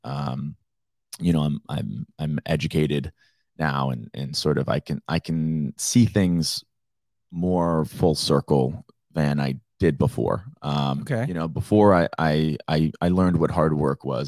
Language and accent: English; Naples, Florida, United States; growing up in Naples